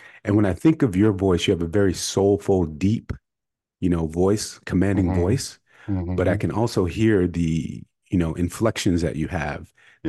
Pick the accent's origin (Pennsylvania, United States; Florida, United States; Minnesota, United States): Pennsylvania, United States; Pittsburgh; I grew up in the Pennsylvania area in Pittsburgh